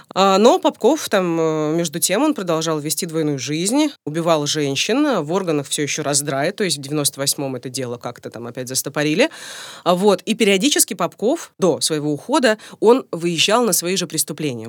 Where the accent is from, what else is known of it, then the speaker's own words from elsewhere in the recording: Rostov-on-Don, Rostov Oblast, Russia; now in Moscow, Russia; сама я, между прочим, из Ростова-на-Дону.